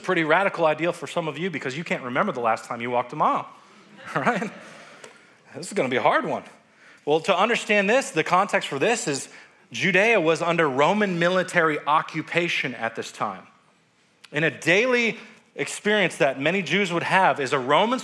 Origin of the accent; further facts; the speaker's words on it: United States; us as American Christians